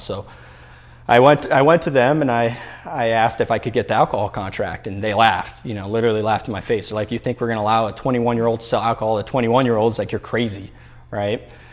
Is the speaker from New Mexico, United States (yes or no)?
yes; Albuquerque, New Mexico, United States; now in Arizona, United States; I grew up in Albuquerque, New Mexico